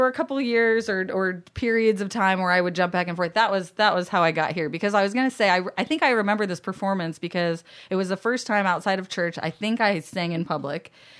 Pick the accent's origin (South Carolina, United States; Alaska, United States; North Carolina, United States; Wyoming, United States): Alaska, United States; also born or lived in Florida; The things you might learn later is that my dad, I grew up in Alaska and my dad currently still lives there. And my mom was in Florida. And so I was kind of jumping back and forth.